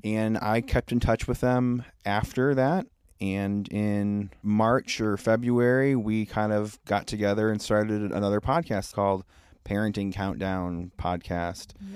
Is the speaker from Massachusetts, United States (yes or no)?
no; Lewiston, New York, United States; We grew up in Lewiston